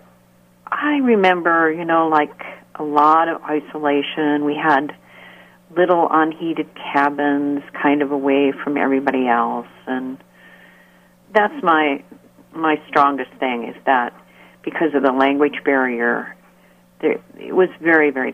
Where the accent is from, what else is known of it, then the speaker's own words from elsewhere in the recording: United States; also born or lived in North Dakota / Washington State / Salem, Massachusetts / Israel; I'm really from America